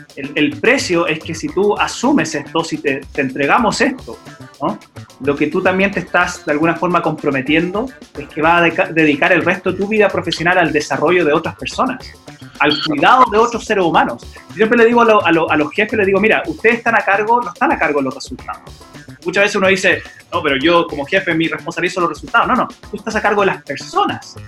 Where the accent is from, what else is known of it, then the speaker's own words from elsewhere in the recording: United States; moved away; como me crié en los Estados Unidos también yo ahí jugué básquet.